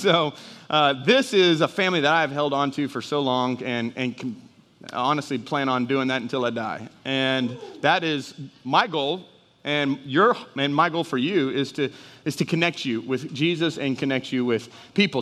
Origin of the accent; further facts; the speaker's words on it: Houston, Texas, United States; moved away as an adult; also born or lived in Dallas, Texas; now in Jennings, United States; I'm a Houston boy. I was raised in Houston. I was raised in Dallas, so I was big city